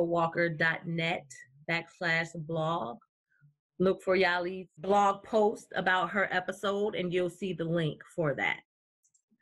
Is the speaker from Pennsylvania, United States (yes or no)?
no; New Jersey, United States; I'm from New Jersey